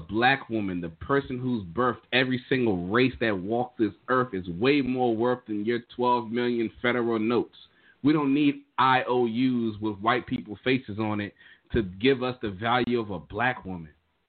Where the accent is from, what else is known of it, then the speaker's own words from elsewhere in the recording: Annapolis, Maryland, United States; Shout out to my hometown, Naptown Panthers, baby.